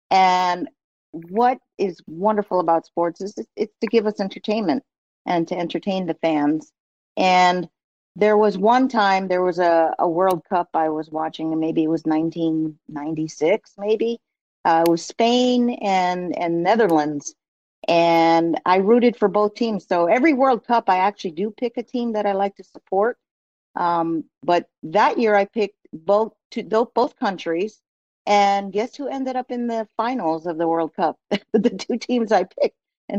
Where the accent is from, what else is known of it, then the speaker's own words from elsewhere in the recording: East Coast, United States; I also watched a lot of sports growing up in the East Coast.